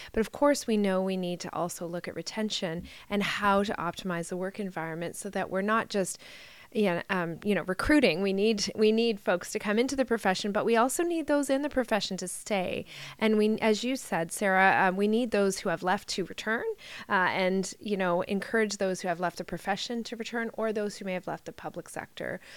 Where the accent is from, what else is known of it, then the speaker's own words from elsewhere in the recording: Ontario, Canada; I'm a nurse from Ontario